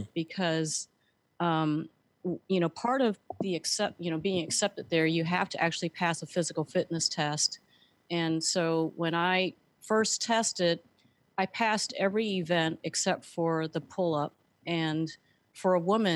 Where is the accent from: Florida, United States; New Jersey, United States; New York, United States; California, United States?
California, United States; San Francisco; moved away as an adult; also born or lived in Colorado Springs; I was born and raised in San Francisco